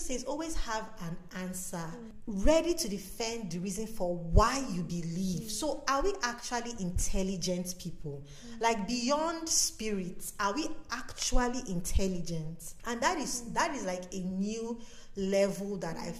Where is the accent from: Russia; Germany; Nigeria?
Nigeria; I'm from Nigeria